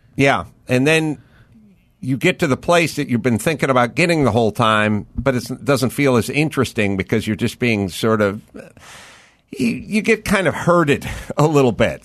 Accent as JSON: {"language": "English", "town": "Los Angeles", "region": "California", "country": "United States", "tie": "born or raised there", "said": "I grew up in North Hollywood"}